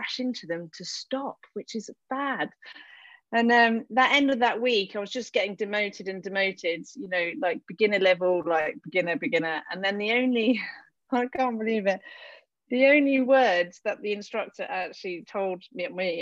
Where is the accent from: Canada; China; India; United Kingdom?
United Kingdom; south of England; moved away as an adult; also born or lived in London; now in Tignes, France; I was born in London, which is, I think, amazing. Can't really remember much of that. But then living really most of time in the south of England